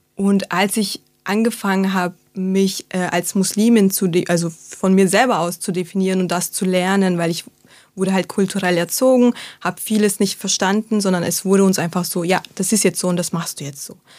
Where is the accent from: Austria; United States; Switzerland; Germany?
Austria; Salzburg; ich bin in Salzburg äh, aufgewachsen, geboren und aufgewachsen